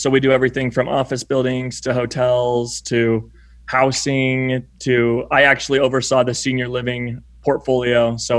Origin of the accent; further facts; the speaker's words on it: Salt Lake City, Utah, United States; we're from Salt Lake City.